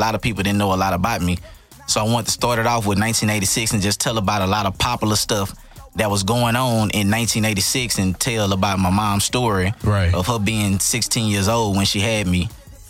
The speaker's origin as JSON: {"language": "English", "country": "United States", "tie": "born or raised there", "accent": "Southern country accent", "said": "Yeah, South Lawn, man, that's where I'm from. It's in the middle of Sky Street, middle of the hood. You know what I'm saying? My family moved over there in 1986 when they first opened. So I was like the first kid born in South Lawn in the slums"}